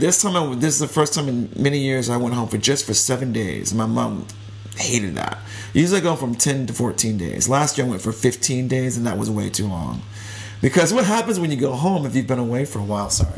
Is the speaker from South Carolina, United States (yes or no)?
yes; Spartanburg, South Carolina, United States; moved away; I grew up in South Carolina